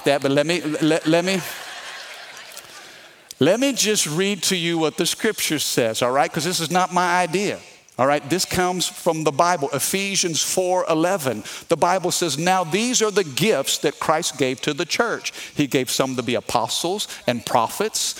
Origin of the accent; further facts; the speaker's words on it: Missouri, United States; now in Baton Rouge, United States; I'm from the Midwest, okay? I'm from Missouri, meat and potatoes